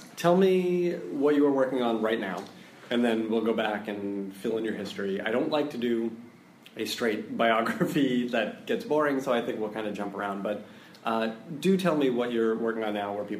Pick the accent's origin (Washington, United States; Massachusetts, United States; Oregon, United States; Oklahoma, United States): Massachusetts, United States; Boston; my hometown of Boston, Massachusetts.